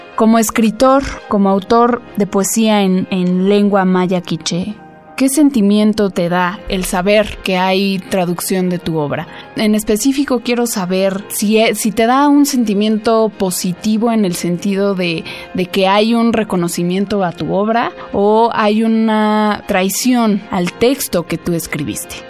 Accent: Mexico; Yo soy mexicana, hablo español

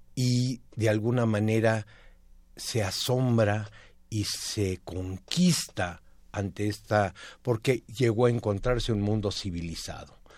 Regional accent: Mexico; como mexicanos

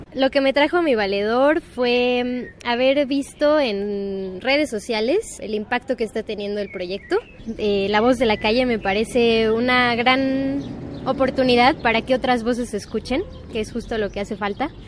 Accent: Mexico City, Mexico; Soy del sur de la Ciudad de México

